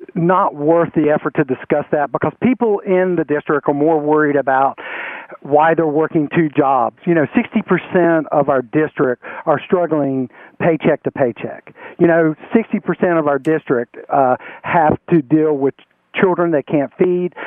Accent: Spencer, North Carolina, United States; And I've lived my entire life here in uh, this area. I'm originally from Rowan County, Spencer

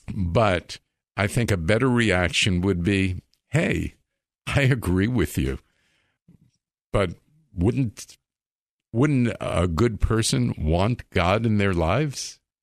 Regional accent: Long Island, New York, United States; I grew up in Long Island.

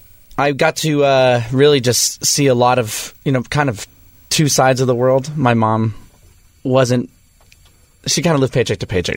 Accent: Las Vegas, Nevada, United States; I grew up in Las Vegas.

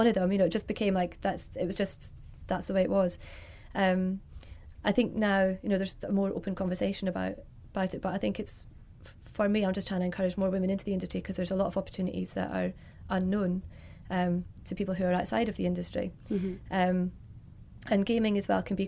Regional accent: Scotland, United Kingdom; moved away as an adult; also born or lived in London; I'm from Scotland originally. Then I moved down to London in 2005

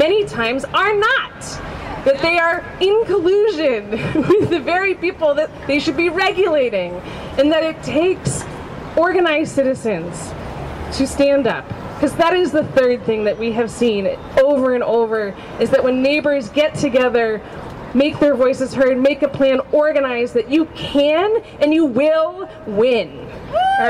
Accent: Weymouth, Massachusetts, United States; I was born in the South Shore Hospital in Weymouth

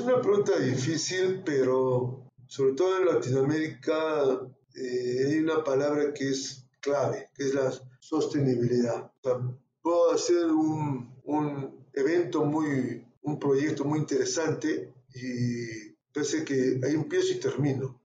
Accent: Arequipa, Peru; yo soy de Arequipa y en Arequipa tenemos mucho amor a la patria

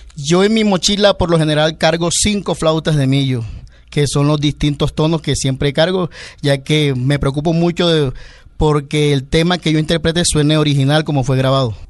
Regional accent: Caribbean coast, Colombia; hablo de mi tierra, en la, costa, es que todos, todos nacemos quizás con esa espinita

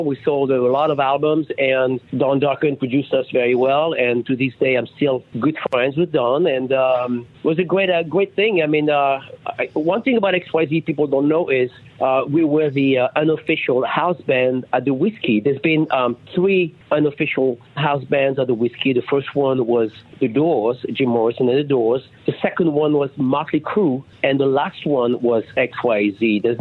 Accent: France; English is a second language; moved away; Pat and I came from France together in uh, 1985.

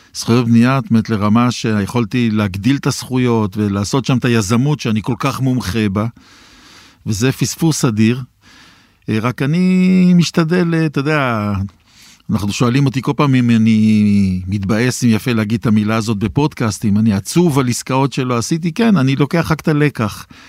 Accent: Jerusalem, Jerusalem District, Israel; אני ירושלמי

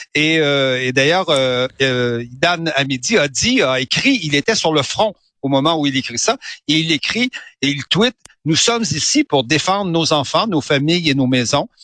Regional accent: Canada; now in Paris, France; comme chez nous au Canada

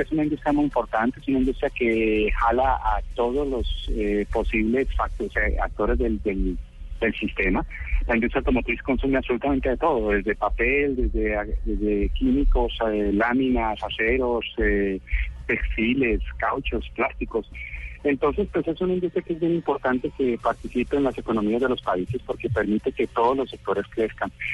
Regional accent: Cali, Valle del Cauca, Colombia; Yo soy caleño.

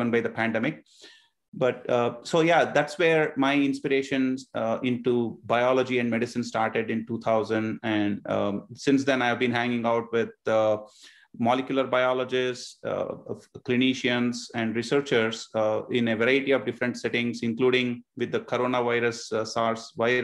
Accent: India; now in Northern Virginia, United States; about half of my life so far was spent growing up in India, and the other half growing up here in Northern Virginia.

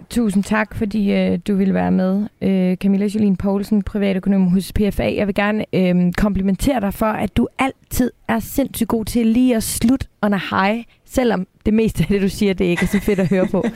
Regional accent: Denmark; vi danskere

